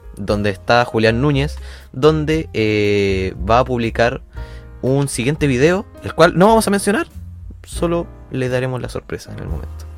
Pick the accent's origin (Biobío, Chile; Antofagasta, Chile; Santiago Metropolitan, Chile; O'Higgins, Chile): Biobío, Chile; Concepción; nosotros somos de Conce